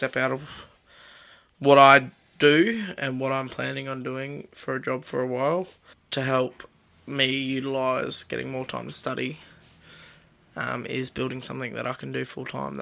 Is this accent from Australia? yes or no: yes; Sunshine Coast, Queensland, Australia; moved away as an adult; also born or lived in Alpha / Rockhampton; where I grew up on the Sunshine Coast